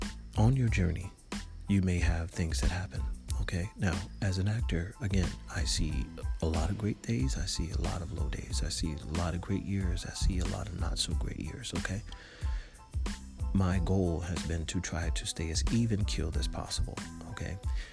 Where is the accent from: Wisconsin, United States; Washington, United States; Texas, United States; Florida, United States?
Florida, United States; And I was from Florida.